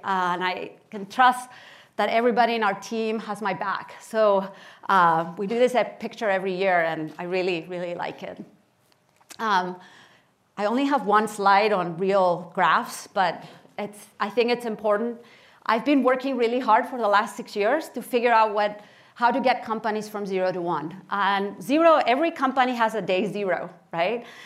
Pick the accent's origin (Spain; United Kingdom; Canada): Spain; Barcelona, Catalonia; moved away as an adult; also born or lived in Kansas City, Missouri / Stanford, California; I was born in Barcelona, Spain, and I spent uh, my childhood and my teenage years there.